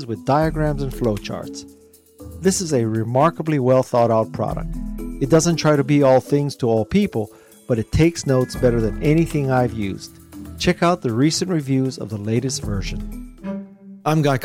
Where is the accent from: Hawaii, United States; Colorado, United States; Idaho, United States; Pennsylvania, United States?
Hawaii, United States; accent: pidgin; why should I have to try to lose my pidgin accent?